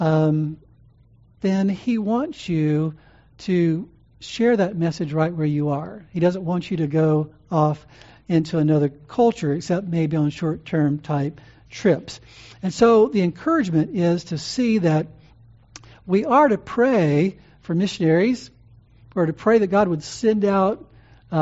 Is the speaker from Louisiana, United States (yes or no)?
yes; New Orleans, Louisiana, United States; in New Orleans, my home state